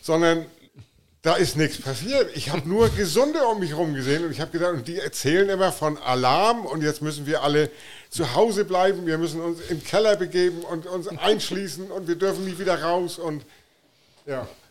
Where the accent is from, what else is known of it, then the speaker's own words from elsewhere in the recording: Flensburg, Schleswig-Holstein, Germany; moved away as an adult; now in Offenburg, Germany; ich komme ähm, aus, aus Offenburg, bin gebürtiger Flensburger von der dänischen Grenze.